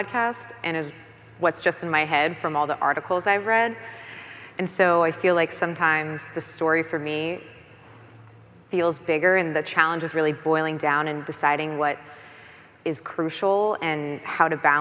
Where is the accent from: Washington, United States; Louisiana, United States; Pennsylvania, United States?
Louisiana, United States; New Orleans; moved away; I'm from New Orleans originally